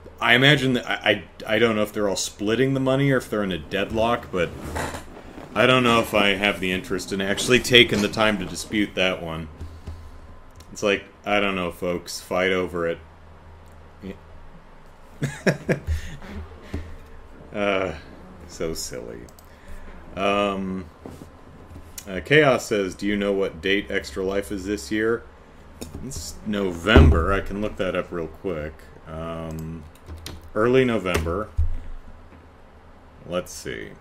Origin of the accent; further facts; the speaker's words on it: United States; I'm American